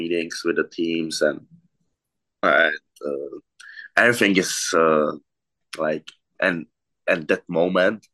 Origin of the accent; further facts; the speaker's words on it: Czechia; English is a second language; moved away as an adult; Play in my home team in my hometown